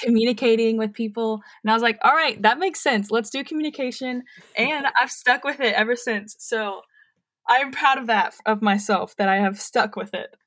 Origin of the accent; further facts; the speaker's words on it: Murfreesboro, Tennessee, United States; I am born and raised in Murfreesboro, so a lot of my family is here